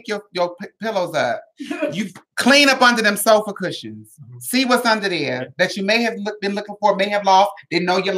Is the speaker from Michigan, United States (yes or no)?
no; San Diego, California, United States; I'm from Southeast San Diego